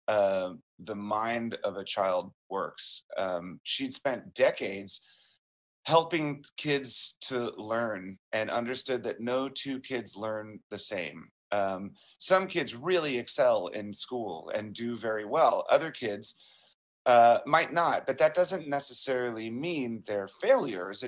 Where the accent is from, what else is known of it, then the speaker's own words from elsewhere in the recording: Springfield, Virginia, United States; growing up in Springfield, Virginia, just outside of D.C.